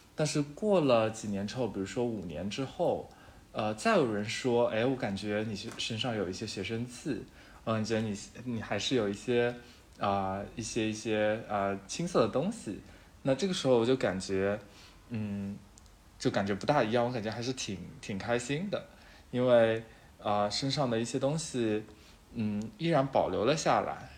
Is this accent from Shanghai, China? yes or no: yes; Shanghai, China; moved away as an adult; now in Chengdu, China; 虽然我是上海人，但是我现在在成都工作，是一个荣漂